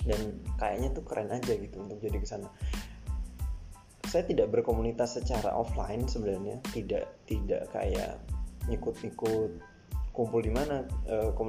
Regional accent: Sorong, Southwest Papua, Indonesia; saya ini adalah anak Papua lahir dan besar di sana walaupun orang tua bukan orang Papua asli sebenarnya jadi karena orang tua nikah dan ketemu di sana akhirnya ya saya juga lahir dan besar di sana

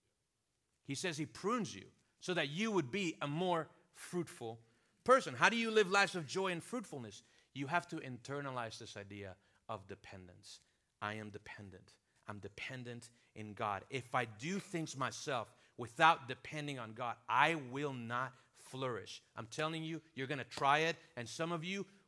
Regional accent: Venezuela; moved away; also born or lived in South Florida / Miami / Chicago; I'm from Venezuela, have lived here in South Florida, pastored here at a church for a season

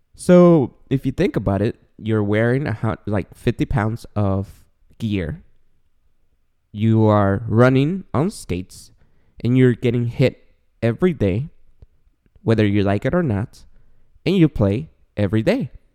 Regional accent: Guatemala; also born or lived in San Gabriel Valley, California; now in Claremont, United States; I was born and raised in Guatemala

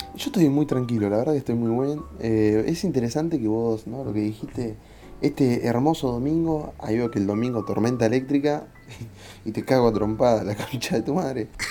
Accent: Buenos Aires, Argentina; Se cría de una manera en, no sé, en capital

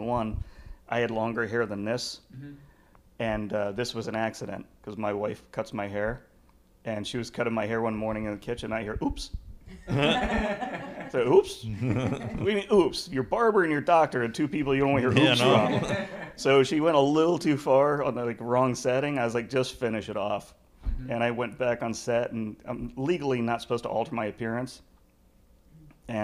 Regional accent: Pennsylvania, United States; I'm from Pennsylvania

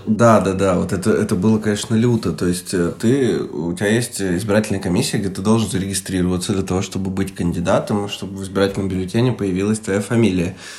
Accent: Chelyabinsk Oblast, Russia; когда я рос в Челябинской области

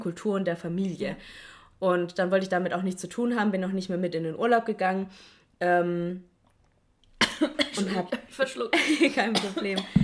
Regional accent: Stuttgart, Baden-Württemberg, Germany; ich komme aus Stuttgart

